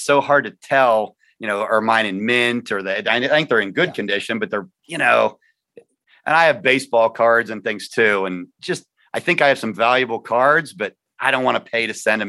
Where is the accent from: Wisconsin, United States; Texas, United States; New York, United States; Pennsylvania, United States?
Pennsylvania, United States; Punxsutawney; I have not moved far from my birthplace. I was born in Punxsutawney and I still live here.